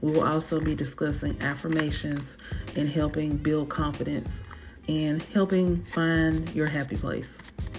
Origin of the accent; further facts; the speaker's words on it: Louisiana, United States; I know it's a mouthful. I was raised in Louisiana